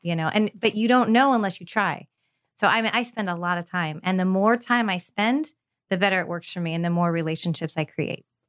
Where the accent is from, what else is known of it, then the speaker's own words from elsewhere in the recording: California, United States; now in Tampa, United States; grew up in California, so I was very spoiled